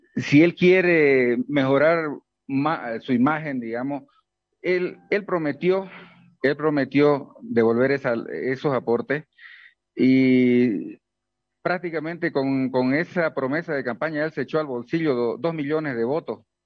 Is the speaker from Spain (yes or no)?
no; Bolivia; como un boliviano más